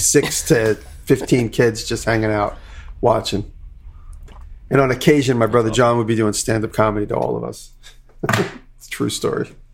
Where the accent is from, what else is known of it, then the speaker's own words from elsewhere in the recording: Long Island, New York, United States; growing up on Long Island